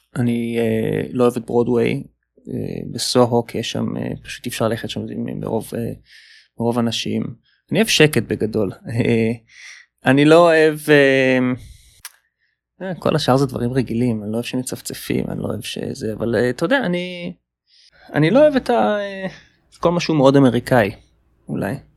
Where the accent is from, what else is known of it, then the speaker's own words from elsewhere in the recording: Israel; moved away as an adult; also born or lived in Palo Alto, California, United States; now in New York, United States; שבאתי איתה מהארץ